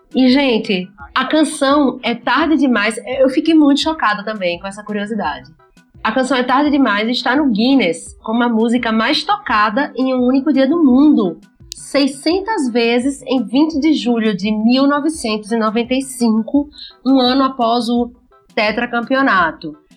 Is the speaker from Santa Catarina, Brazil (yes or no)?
no; Simão Dias, Sergipe, Brazil; moved away; also born or lived in Aracaju; Eu nasci em Aracaju, para quem não sabe, mas fui criada em Simão Dias.